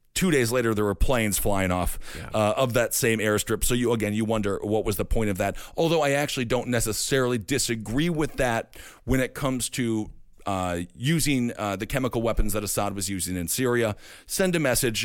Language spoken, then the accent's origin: English; Stevens Point, Wisconsin, United States; my hometown of Stevens Point, Wisconsin